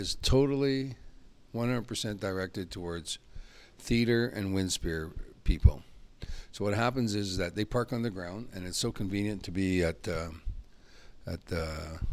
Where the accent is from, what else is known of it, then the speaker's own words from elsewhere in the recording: Peace River Country, Alberta, Canada; I'm originally from Peace River Country. I was born in Falaire, born up north, Peace River Country, McClellan